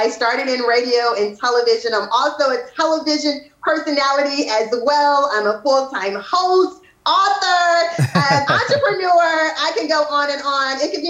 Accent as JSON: {"language": "English", "town": "Jackson", "region": "Mississippi", "country": "United States", "tie": "born or raised there", "said": "I grew up on Jackson State."}